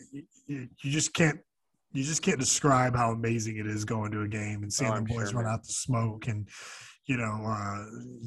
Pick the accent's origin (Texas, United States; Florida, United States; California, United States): Florida, United States; South; for us South Floridians